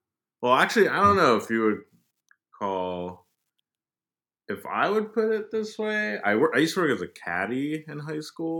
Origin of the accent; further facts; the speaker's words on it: Cleveland, Ohio, United States; now in New York, United States; I grew up in Cleveland, Ohio.